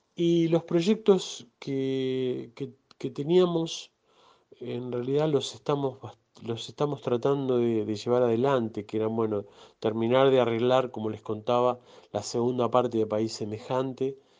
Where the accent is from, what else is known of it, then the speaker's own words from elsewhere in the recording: Mar del Plata, Buenos Aires Province, Argentina; soy un músico de Mar del Plata, resido en Mar del Plata